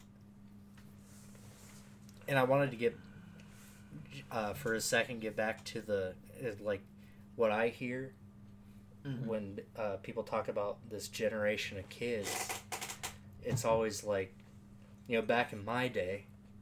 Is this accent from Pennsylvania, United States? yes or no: no; Norwalk, Iowa, United States; also born or lived in Des Moines, Iowa; we moved from Des Moines to Norwalk, the suburbs right outside of Des Moines